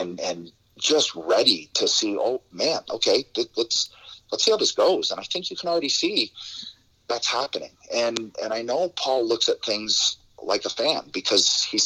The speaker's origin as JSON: {"language": "English", "town": "Toronto", "region": "Ontario", "country": "Canada", "tie": "born or raised there", "said": "I can go back to my hometown in front of all my friends in Scotiabank Center"}